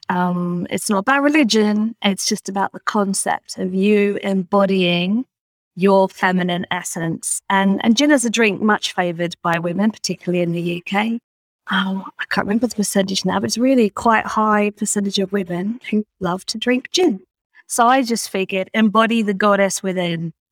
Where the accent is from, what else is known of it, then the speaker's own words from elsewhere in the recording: Australia; having grown up in in I'm Australian, despite the accent, uh, which you may or may not recognise.